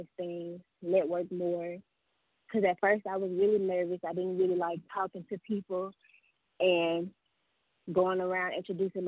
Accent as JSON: {"language": "English", "town": "Chattanooga", "region": "Tennessee", "country": "United States", "said": "I'm from Chattanooga, Tennessee"}